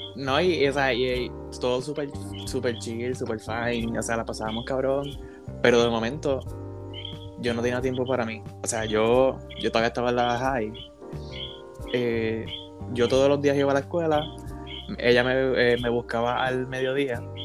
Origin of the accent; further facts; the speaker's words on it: Ponce, Puerto Rico; soy de Ponce, soy enfermero